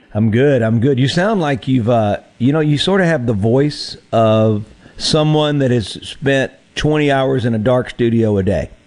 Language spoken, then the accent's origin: English; Mississippi Delta, United States; moved away; also born or lived in Nashville; I grew up in the Mississippi Delta